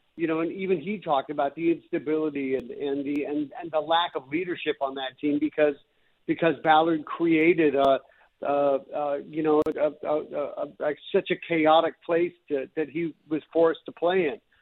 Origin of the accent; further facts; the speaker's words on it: North Vancouver, British Columbia, Canada; I grew up in North Vancouver, and I, you know, grew up a Canucks fan